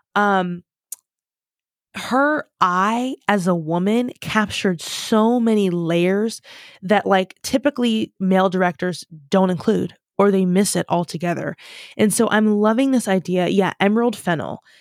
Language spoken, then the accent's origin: English; United States; moved away as an adult; now in United Kingdom; I am so American